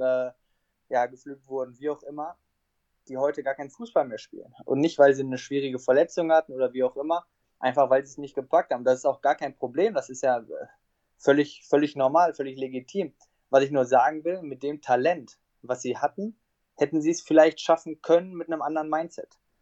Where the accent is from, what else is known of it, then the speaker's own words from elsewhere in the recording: Essen, North Rhine-Westphalia, Germany; Ich bin in Essen geboren, habe dort dann meine ersten Schritte gemacht, bis, bis ich sieben Jahre alt war.